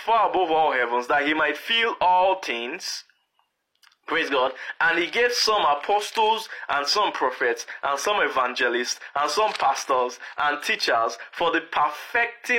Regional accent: Lagos, Nigeria; moved away as an adult; now in Canada; When we were growing up in Lagos

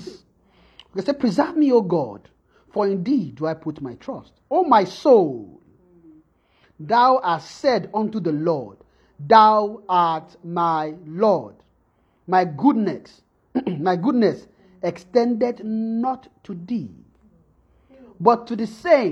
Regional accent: Nigeria; moved away; when we are coming from Nigeria

